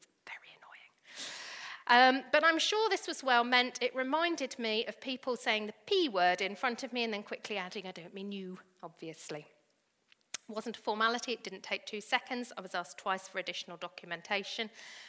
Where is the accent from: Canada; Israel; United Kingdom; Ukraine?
United Kingdom; also born or lived in Colombia / Spain / New Zealand; So I am the product of these two, so I can say that I am also very, very British. Having said that, I have been an immigrant myself three times, although as I am white British, I'm not an immigrant, I'm an expat.